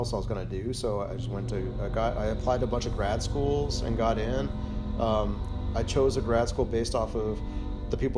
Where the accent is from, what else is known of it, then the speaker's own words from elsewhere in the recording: California, United States; I grew up in California